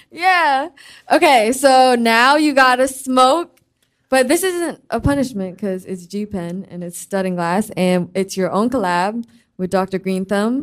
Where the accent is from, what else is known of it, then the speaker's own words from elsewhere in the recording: the Bay Area, California, United States; I'm from the Bay